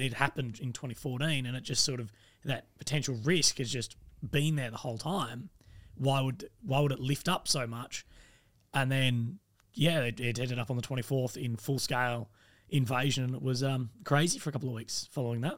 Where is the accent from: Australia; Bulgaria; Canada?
Australia; I'm, I'm from Australia